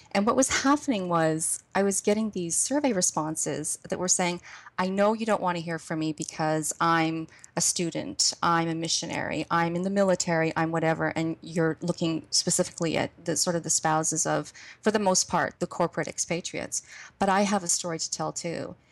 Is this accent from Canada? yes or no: yes; Canada; moved away as an adult; we made sure that the children never lost the sense of being Canadian. So we celebrated Canada Day